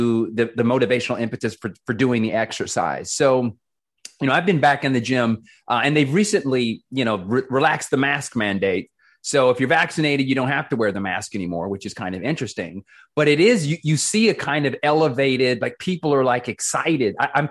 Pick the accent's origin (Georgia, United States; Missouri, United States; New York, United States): Georgia, United States; Atlanta; moved away; I grew up in Atlanta.